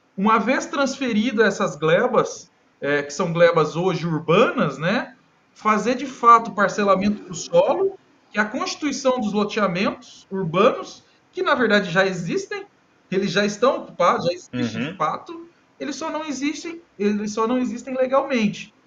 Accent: Cássia, Minas Gerais, Brazil; moved away as an adult; also born or lived in Presidente Prudente, São Paulo; now in Amapá, Brazil; eu sou mineiro de Cássia, Minas Gerais

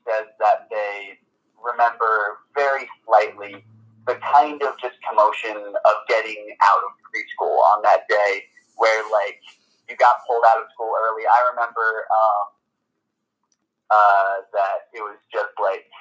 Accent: New York City, New York, United States; also born or lived in New Jersey; growing up in Manhattan

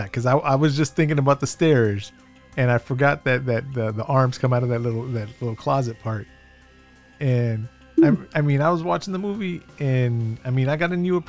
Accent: South Texas, United States; us two growing up in South Texas

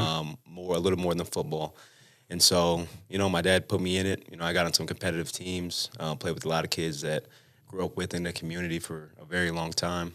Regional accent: West Valley City, Utah, United States; born or raised there; also born or lived in San Bernardino, California

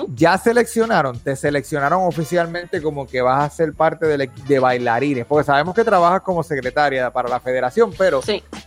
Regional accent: Puerto Rico; now in United States; nosotros como puertorriqueños

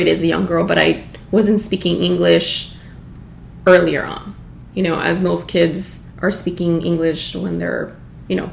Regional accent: Los Angeles, California, United States; first language Spanish; English is a second language; also born or lived in Baldwin Park, California; if somebody asks me, like, where were you born? I do say, like, LA.

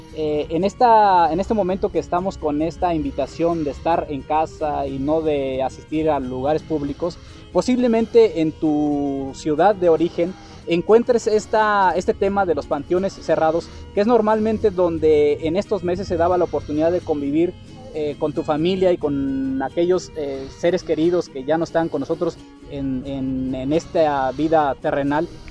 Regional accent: Mexico

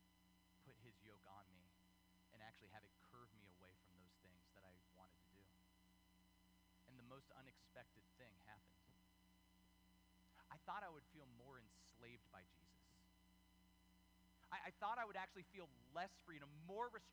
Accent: United States; we're Americans. This is America

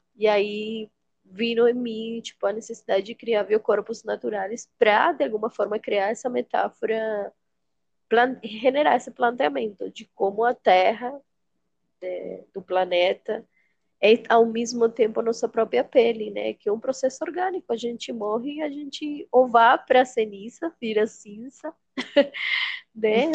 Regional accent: Venezuela; Portuguese is a second language; moved away as an adult; now in Boa Vista, Brazil; sou venezuelana, venho de uma cidade quente

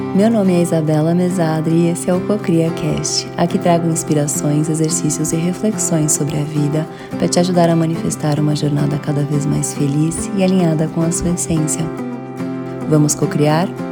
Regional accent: São Paulo, Brazil; Morei, nasci morei em São Paulo a vida toda

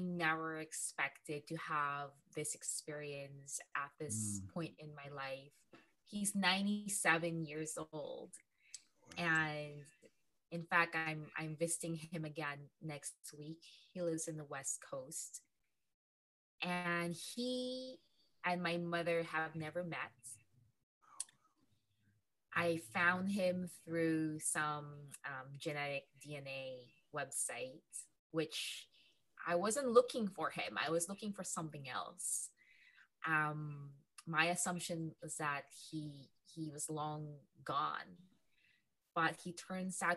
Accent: Philippines; moved away; I'm from the Philippines.

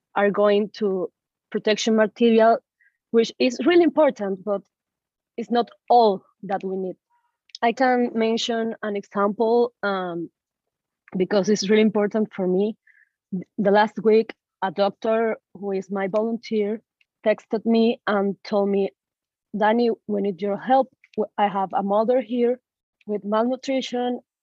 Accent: Caracas, Capital District, Venezuela; moved away as an adult; now in Illinois, United States; I am born and raised in Caracas, Venezuela.

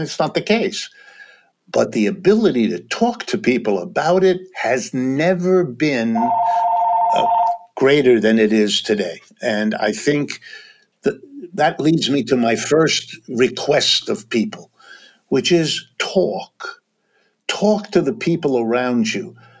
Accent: Ohio, United States; I was born in Ohio. I've lived all my life in the United States, worked all my life here

